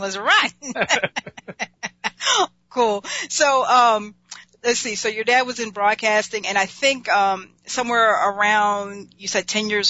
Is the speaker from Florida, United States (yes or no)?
no; Los Angeles, California, United States; me being a Los Angeles girl